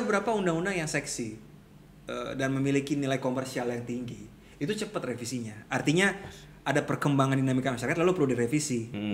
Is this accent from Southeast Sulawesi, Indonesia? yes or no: no; Jakarta, Indonesia; kita orang Jakarta